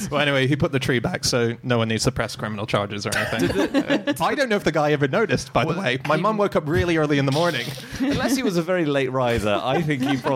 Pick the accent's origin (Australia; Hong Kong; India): Hong Kong; Discovery Bay; born there; I so I used to live when I was born in Hong Kong. We lived in an island just off Hong Kong called Discovery Bay